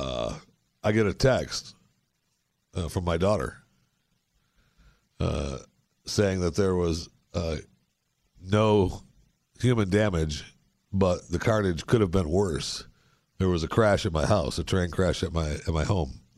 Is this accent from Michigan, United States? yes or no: yes; Michigan, United States; also born or lived in Florida / Northeast US; now in North Texas, United States; I was born in Michigan. I left as soon as I could.